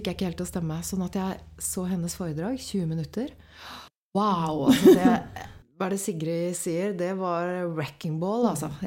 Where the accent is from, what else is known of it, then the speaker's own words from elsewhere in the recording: Åsgårdstrand, Vestfold, Norway; Så jeg, jeg satt egentlig inne på jenteværelset mitt hos mamma og pappa hjemme i Åsgårdstrand.